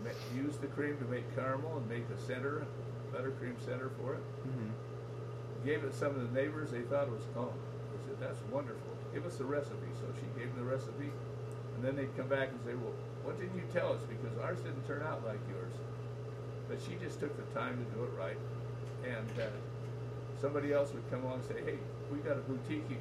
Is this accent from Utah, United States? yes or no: yes; Salt Lake City, Utah, United States; Downtown Salt Lake. 7th South, 8th East